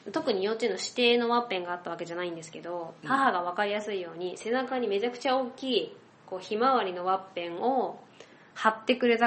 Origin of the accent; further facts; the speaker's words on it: Akashi, Hyogo, Japan; born or raised there; moved away as an adult; now in Fukuoka, Japan